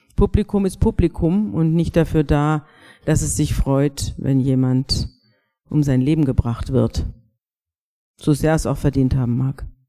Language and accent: German; Bavaria, Germany; Wir sind alle aus Bayern